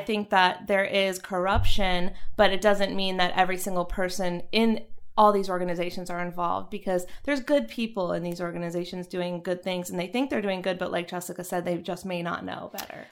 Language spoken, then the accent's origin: English; North Carolina, United States; moved away; I was from North Carolina